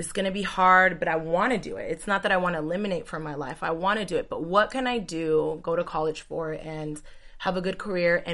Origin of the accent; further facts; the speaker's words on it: Union City, California, United States; I'm from the Bay Area. So I'm from Union City, California.